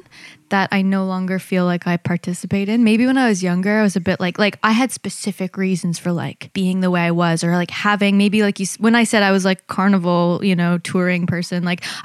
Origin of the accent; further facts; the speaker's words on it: Canada; moved away; also born or lived in New York; I was born in Canada, and I have a lot of love for it now that I've come back